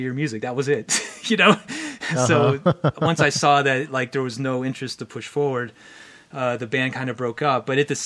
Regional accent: Pittsburgh, Pennsylvania, United States; I was living in Pittsburgh, Pennsylvania

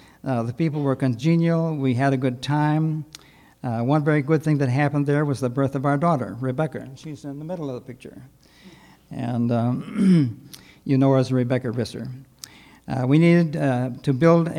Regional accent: Sturgis, Michigan, United States; moved away; We were called to First Baptist Church in Sturgis, Michigan. My dad had been pastor there at that same church 40 years earlier. In fact, I was born there on Palm Sunday

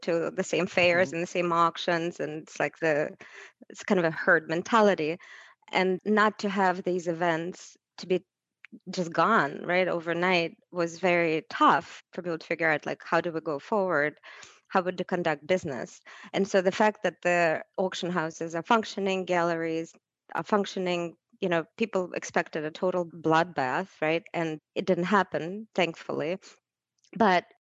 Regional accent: Saint Petersburg, Russia; now in United States; in my childhood, I grew up in Leningrad, St. Petersburg now

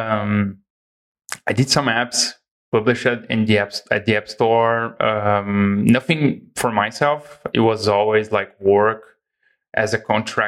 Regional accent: Brazil; also born or lived in Igrejinha, Rio Grande do Sul, Brazil; So I'm from Brazil. I live in the very south of Brazil in a city called Igrejinha

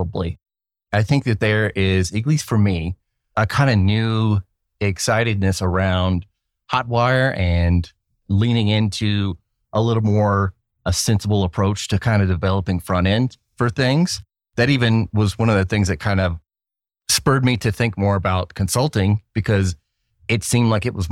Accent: North Carolina, United States; moved away; heading back to my home state for the first time in 5 or 6 years

